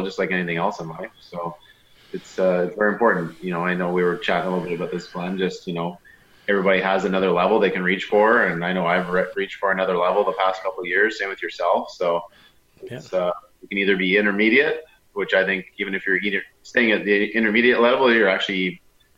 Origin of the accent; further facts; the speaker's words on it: Sarnia, Ontario, Canada; I'm born and raised in Sarnia, Ontario